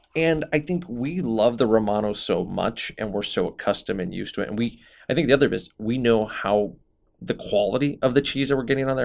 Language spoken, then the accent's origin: English; Omaha, Nebraska, United States; moved away as an adult; also born or lived in San Francisco, California; when I came back to Omaha